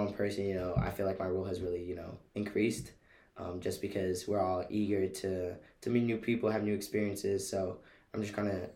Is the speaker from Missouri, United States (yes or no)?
yes; St. Louis, Missouri, United States; moved away as an adult; now in Chapel Hill, United States; I'm a sophomore from St. Louis, Missouri